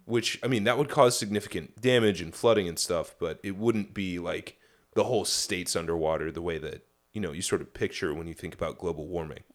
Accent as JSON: {"language": "English", "region": "Midwest", "country": "United States", "tie": "born or raised there", "moved": "yes", "said": "I grew up in the Midwest"}